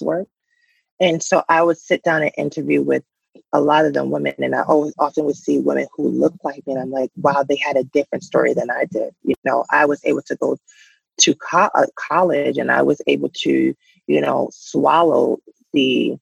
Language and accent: English; New York City, New York, United States; now in New Jersey, United States; I grew up in Bushwick in an area where if you went this way, you were in Bi-Stuy